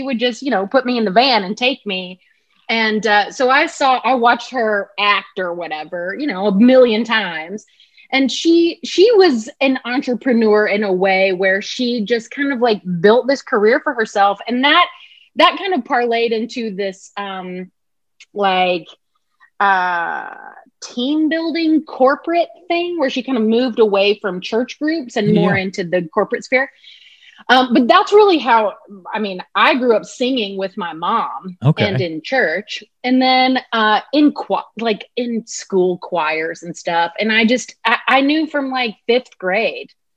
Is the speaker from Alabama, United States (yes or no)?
yes; Alabama, United States; moved away; also born or lived in Mississippi; I grew up in Alabama, okay. But all my family, like my parents, are from Mississippi